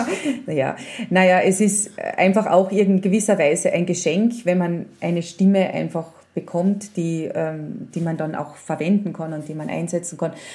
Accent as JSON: {"language": "German", "town": "Spittal an der Drau", "region": "Carinthia", "country": "Austria", "tie": "born or raised there", "also_born_or_lived": "Villach / Vienna", "said": "ich bin ja im Spital aufgewachsen"}